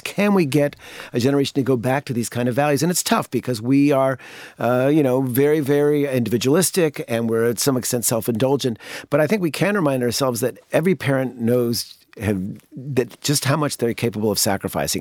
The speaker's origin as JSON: {"language": "English", "country": "United States", "tie": "born or raised there", "said": "as a kid growing up in the United States"}